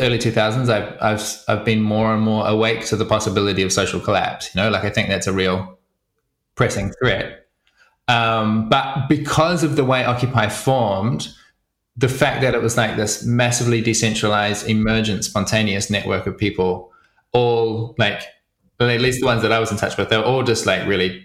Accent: New Zealand; also born or lived in Wellington; I grew up in New Zealand on a farm, so in the middle of nowhere

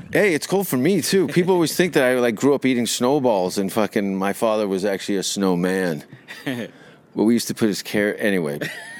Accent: Hamilton, Ontario, Canada; moved away as an adult; now in Los Angeles, United States; growing up in Canada, in Hamilton.

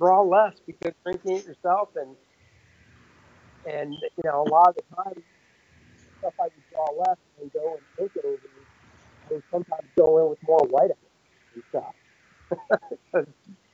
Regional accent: Charlotte, North Carolina, United States; my hometown, you know, my backyard

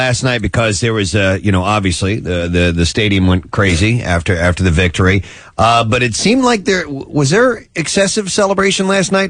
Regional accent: St. Louis, Missouri, United States; moved away; when I was a kid growing up in St. Louis.

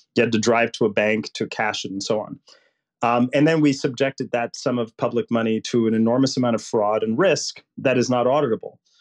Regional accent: Puerto Rico; now in United States; I grew up poor in Puerto Rico, which would make Mississippi look rich

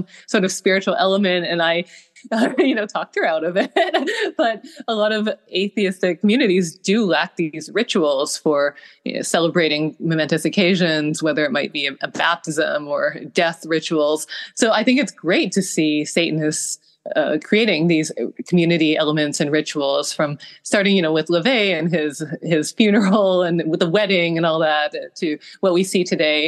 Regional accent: Canada; I grew up in Canada, and we are not as Christian as our southern neighbors.

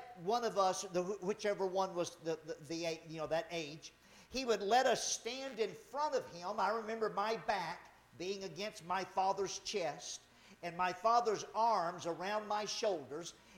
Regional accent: Louisiana, United States; moved away; I grew up in Louisiana.

